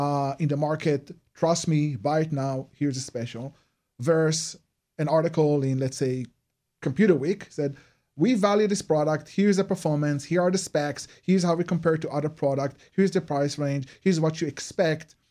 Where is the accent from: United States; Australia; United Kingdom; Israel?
Israel; moved away; you notice my accent. So I'm originally from Israel.